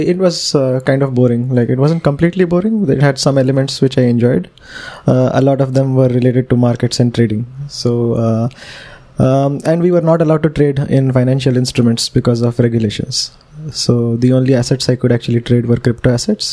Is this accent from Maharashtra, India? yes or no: yes; Pune, Maharashtra, India; I'm from Pune in Maharashtra, India.